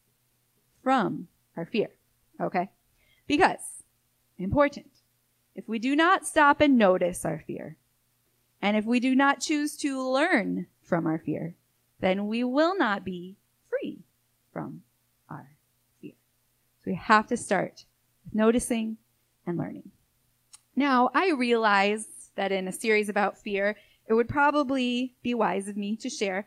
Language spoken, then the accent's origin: English; Michigan, United States; now in Florida, United States; I grew up in Michigan